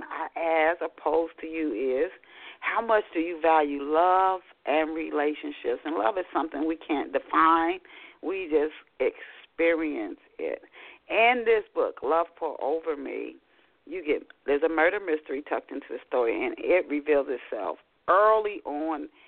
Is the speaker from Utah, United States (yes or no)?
no; Arnold, Maryland, United States; also born or lived in Pasadena, Maryland; I grew up in a small town in Maryland. It was called Arnold. We started out in Arnold, Maryland, then we moved to Pasadena